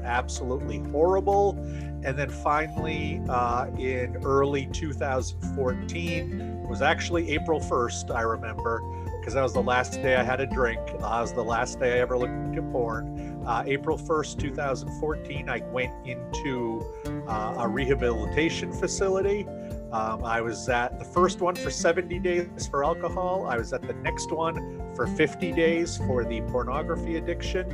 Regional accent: United States; also born or lived in Maine; I am from the United States of America. I live in a state called Maine

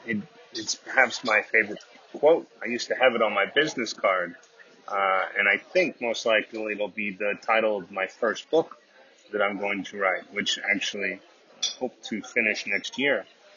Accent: Texas, United States; moved away; I'm the Texan Abroad

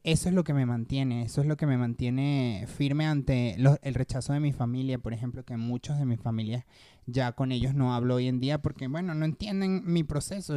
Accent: Petare, Miranda, Venezuela; moved away as an adult; also born or lived in Caracas; now in Mexico; yo vengo de Petare, Obviamente la gente de mm. Venezuela va a saber qué, qué lugar es

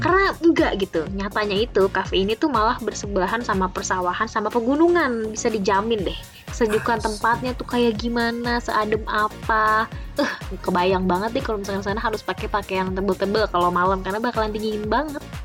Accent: Jakarta, Indonesia; gue emang lahir di Jakarta, dari kecil di Jakarta

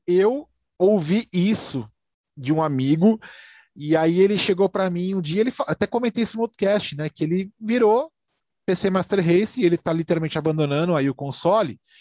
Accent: Brazil; a gente é brasileiro

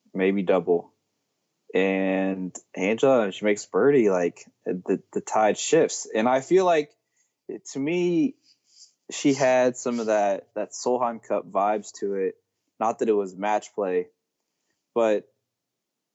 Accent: Indiana, United States; I am a not spoiled California kid growing up in Indiana

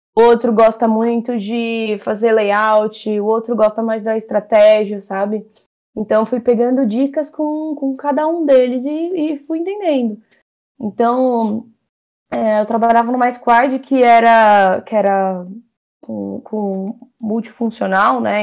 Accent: São Paulo, Brazil; Sou da Zona Norte de São Paulo

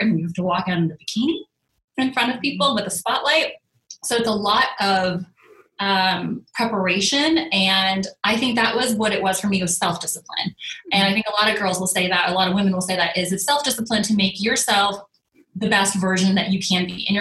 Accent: Northern California, United States; moved away as an adult; also born or lived in Arizona / Los Angeles; I'm from Northern California.

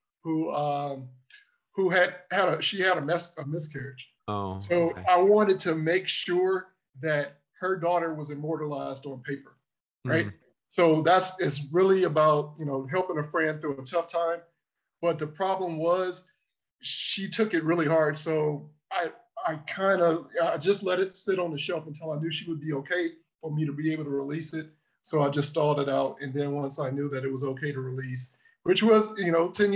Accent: Cleveland, Ohio, United States; now in Washington, D.C., United States; I'm from Cleveland, but I live in DC now

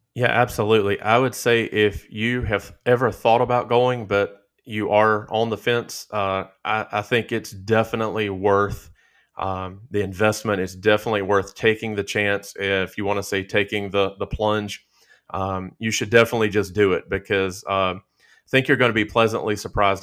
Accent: Stuart, Virginia, United States; also born or lived in Roanoke, Virginia; I was born in Roanoke, Virginia, and grew up about an hour, uh, south of there, an hour west of Danville in Stewart, Virginia

